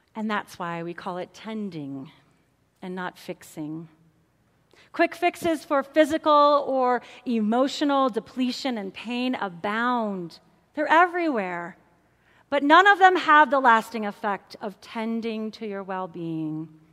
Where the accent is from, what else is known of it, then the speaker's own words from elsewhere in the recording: St. Louis, Missouri, United States; I'm a city girl. I grew up in St. Louis, Missouri